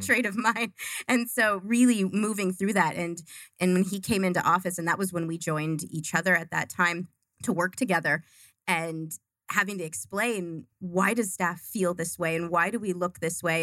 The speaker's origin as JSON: {"language": "English", "town": "Duluth", "region": "Minnesota", "country": "United States", "also_born_or_lived": "Arizona", "moved": "as an adult", "lives_now": "Glendale, United States"}